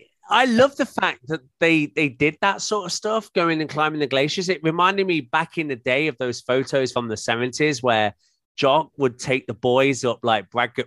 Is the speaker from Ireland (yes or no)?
no; United Kingdom; moved away; as a Brit abroad